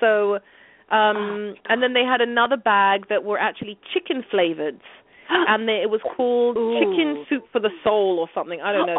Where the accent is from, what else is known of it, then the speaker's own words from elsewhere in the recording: London, United Kingdom; moved away; cheese and onion chips crisps were my favorite flavor growing up in London.